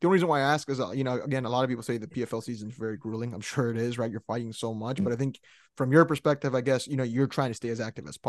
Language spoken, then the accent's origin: English; San Antonio, Texas, United States; I'm from San Antonio.